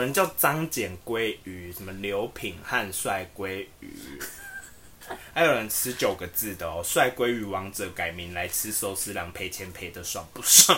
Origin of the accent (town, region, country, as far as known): Taiwan